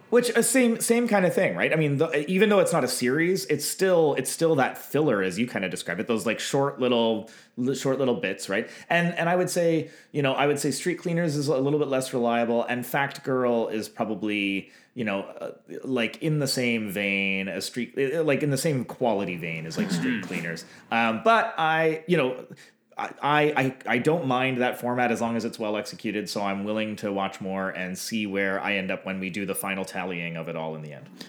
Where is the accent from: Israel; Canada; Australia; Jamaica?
Canada